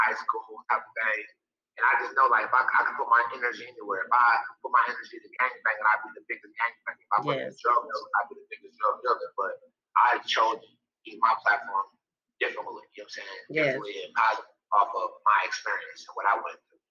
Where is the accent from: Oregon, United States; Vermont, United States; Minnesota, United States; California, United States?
Minnesota, United States; Minneapolis; I'm born and raised in Minnesota. I grew up in Central Neighborhood